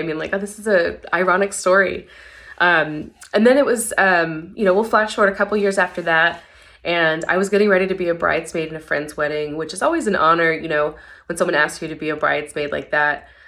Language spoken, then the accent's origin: English; Tennessee, United States; moved away as an adult; also born or lived in Mississippi; now in San Antonio, United States; I'm not originally from San Antonio. I currently live here now, but I actually came here in 2011 I'm from Tennessee originally